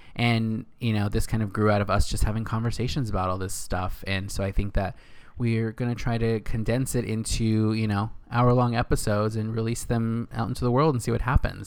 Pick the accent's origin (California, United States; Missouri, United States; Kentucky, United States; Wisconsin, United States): California, United States; Northern; moved away as an adult; also born or lived in Los Angeles / New York; now in West Hollywood, United States; I'm from Northern California. Grew up there my whole life in a small little town with my family